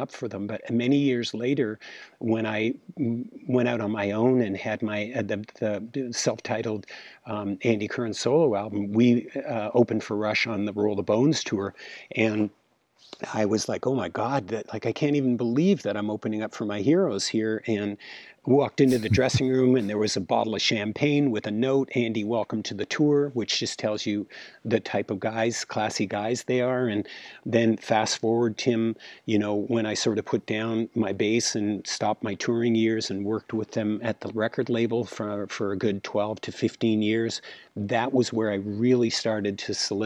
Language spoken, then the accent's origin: English; Toronto, Ontario, Canada; growing up in Toronto, Canada